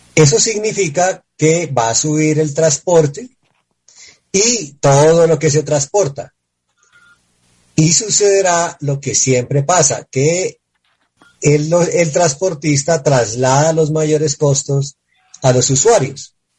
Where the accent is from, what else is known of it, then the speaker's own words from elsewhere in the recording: Colombia; los colombianos que estamos